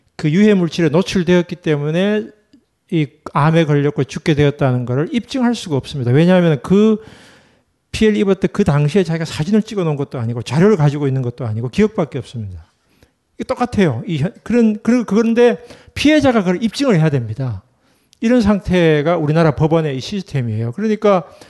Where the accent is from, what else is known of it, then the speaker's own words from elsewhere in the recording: Gyeongsang, South Korea; 제가 경상도 출신이고